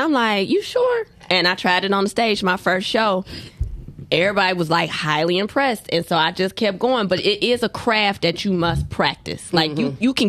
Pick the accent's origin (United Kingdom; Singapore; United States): United States; Detroit, Michigan; also born or lived in Chicago, Illinois; I'm from Chicago, and I was raised in Detroit